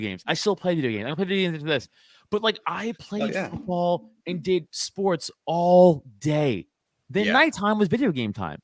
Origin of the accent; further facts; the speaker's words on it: New York City, New York, United States; growing up in Staten Island, Italian, with the Italian friends and family